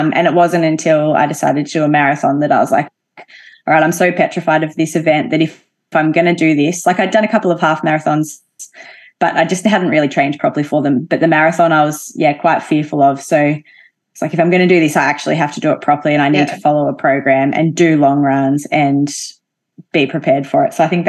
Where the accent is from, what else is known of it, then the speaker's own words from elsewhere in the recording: Albury, New South Wales, Australia; Yeah, so Albury's a very sporty town, I would say, but big football, netball town, basketball, hockey, all of those team sports are quite popular there.